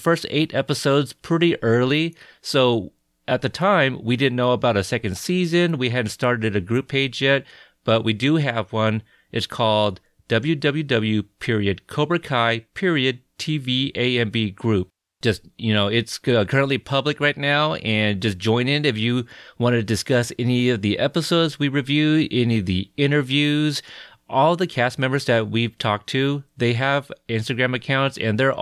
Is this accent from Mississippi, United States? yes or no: no; Portland, Oregon, United States; I'm from Portland, Oregon.